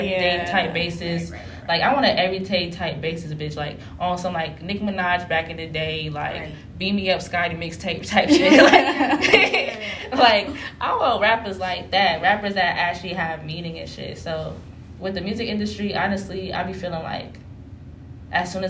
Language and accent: English; New Jersey, United States; they know I'm from Jersey.